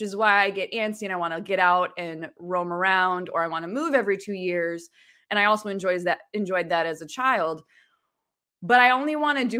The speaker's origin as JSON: {"language": "English", "region": "New York", "country": "United States", "tie": "born there", "also_born_or_lived": "Virginia / Illinois / Michigan / Ohio", "said": "I was born in New York State."}